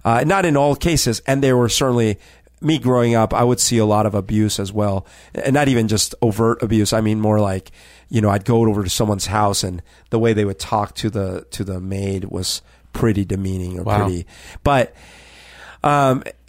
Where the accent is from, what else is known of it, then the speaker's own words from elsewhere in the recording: Colombia; now in Seattle, United States; my childhood in Colombia